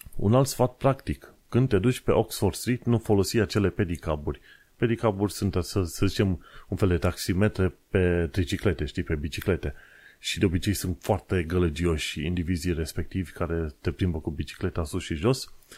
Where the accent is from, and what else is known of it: Romania; now in London, United Kingdom